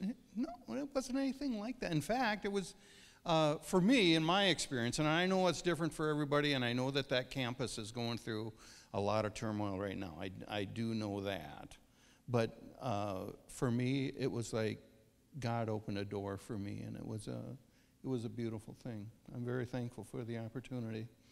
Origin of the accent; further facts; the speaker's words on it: Verndale, Minnesota, United States; also born or lived in Pine River; I grew up in Verndale, farm kid